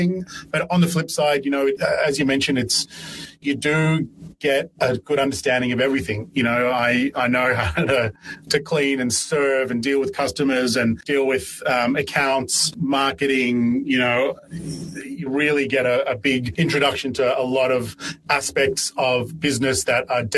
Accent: Ireland; now in Melbourne, Australia; I was born in Ireland and got a job at a pub in Ireland when I was 13

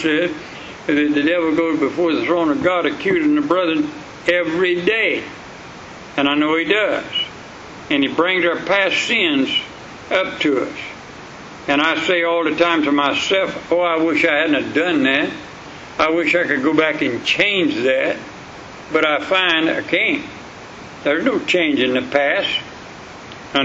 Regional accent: Sulphur Springs, United States; I was raised up in the Sulphur Springs

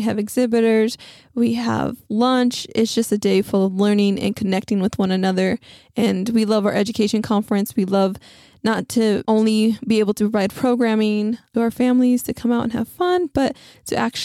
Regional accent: West Texas, United States; now in San Antonio, United States; my hometown is in West Texas

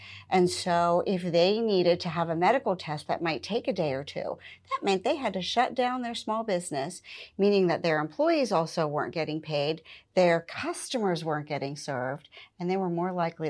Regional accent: Pennsylvania, United States; now in Butler County, United States; I moved from Allegheny County to Butler County. And I had never lived out of Allegheny County prior to that.

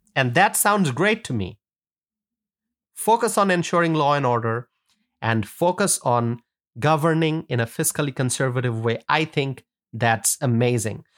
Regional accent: Wisconsin, United States; my home state of Wisconsin

